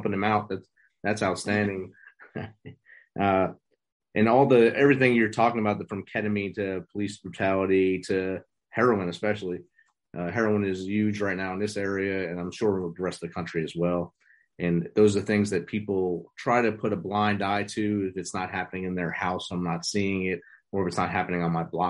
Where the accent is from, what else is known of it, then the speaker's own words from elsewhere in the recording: New Jersey, United States; moved away as an adult; also born or lived in Georgia / Midwest / South; I grew up in New Jersey